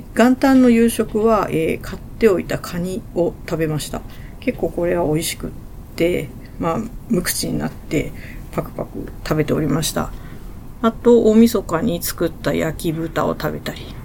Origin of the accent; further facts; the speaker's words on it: Sendai, Miyagi, Japan; 私の出身地である仙台